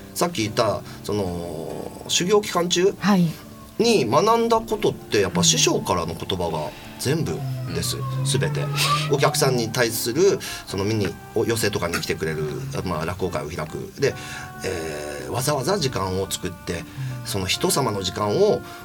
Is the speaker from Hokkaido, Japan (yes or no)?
no; Nagasaki, Japan; moved away as an adult; now in Nishitokyo, Japan; 長崎出身なんですけれども。あで高校卒業してすぐこちらの方に出てきまして